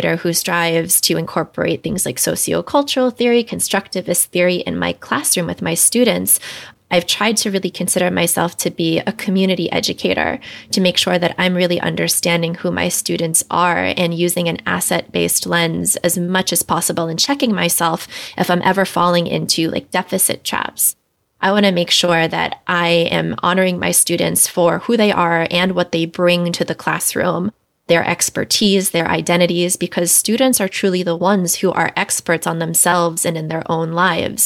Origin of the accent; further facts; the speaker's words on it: Washington, District of Columbia, United States; moved away as an adult; also born or lived in Los Angeles; I grew up in Washington, D.C., but I went to graduate school out in Los Angeles